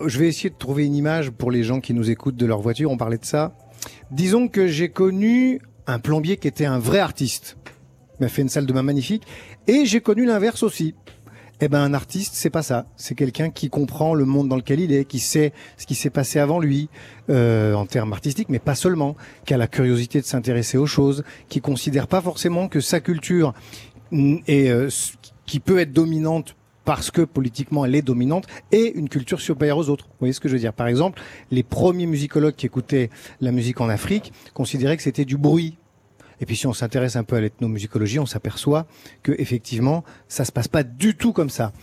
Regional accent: Chambéry, Auvergne-Rhône-Alpes, France; j'étais un peu d'une génération charnière parce que j'ai grandi à Chambéry

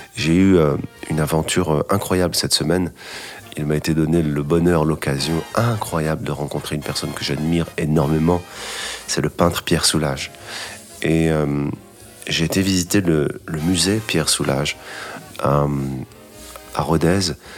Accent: Casablanca, Casablanca-Settat, Morocco; moved away; also born or lived in Paris / Los Angeles / New York; c'est un piano d'enfance que j'avais euh, quand j'étais petit à Casablanca

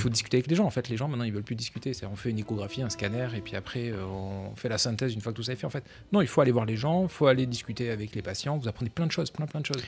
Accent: Montpellier, Occitania, France; moved away as an adult; now in Paris, France; je viens du sud de la France, donc j'ai un tempérament un peu méditerranéen, je viens de Montpellier.

